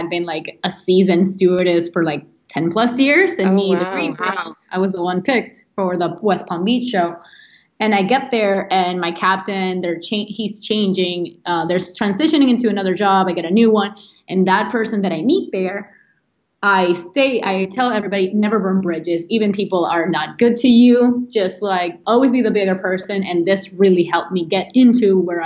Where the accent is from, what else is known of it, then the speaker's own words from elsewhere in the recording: Venezuela; moved away as an adult; now in United States; I'm an architect from Venezuela